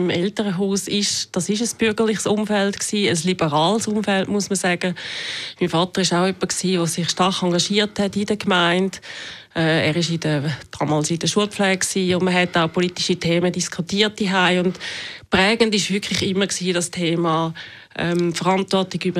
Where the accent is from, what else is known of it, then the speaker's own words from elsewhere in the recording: Zürcher Weinland, Zurich, Switzerland; now in Zurich, Switzerland; ich bin im Zürcher Wieland aufgewachsen, wohne jetzt seit rund 20 Jahren in der Stadt Zürich